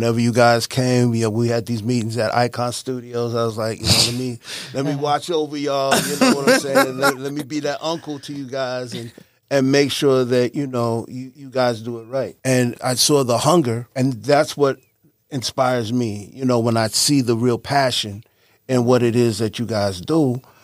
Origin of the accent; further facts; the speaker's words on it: Mount Vernon, New York, United States; moved away; I'm originally from Mount Vernon, New York.